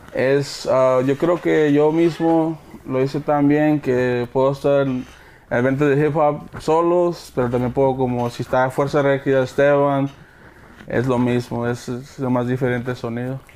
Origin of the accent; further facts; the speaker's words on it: Houston, Texas, United States; also born or lived in Coahuila, Mexico; mi papá es de Monclova, mi mamá es de Monclova, mi papá es de Cuña, nosotros somos de Houston